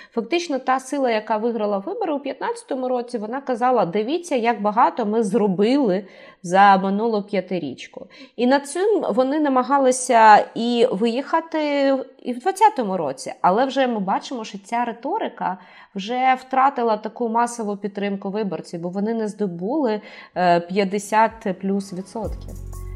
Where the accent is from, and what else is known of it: Kharkiv, Kharkiv Oblast, Ukraine